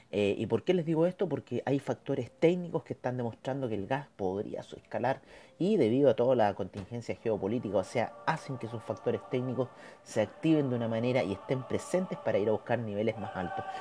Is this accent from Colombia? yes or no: no; Chile; Así que esperemos que eso nos beneficie a nosotros como chilenos, ¿no?